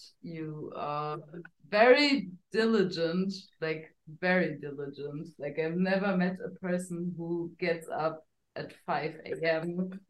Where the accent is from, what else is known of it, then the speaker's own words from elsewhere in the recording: Germany; I grew up in Germany